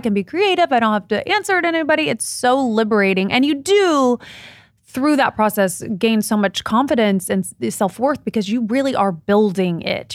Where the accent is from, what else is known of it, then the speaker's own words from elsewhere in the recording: Midwest, United States; I grew up in the Midwest.